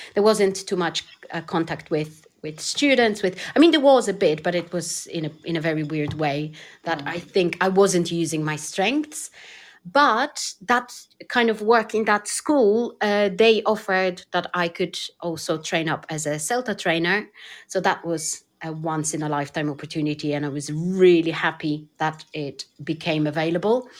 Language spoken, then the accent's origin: English; Poland; English is a second language; moved away; I'm originally from Poland